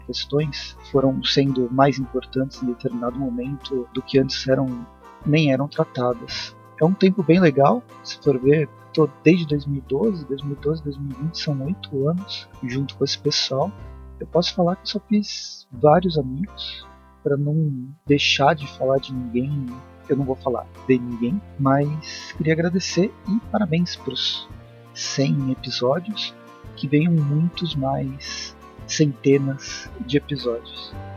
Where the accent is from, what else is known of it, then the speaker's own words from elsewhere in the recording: Campinas, São Paulo, Brazil; Eu sou de Campinas também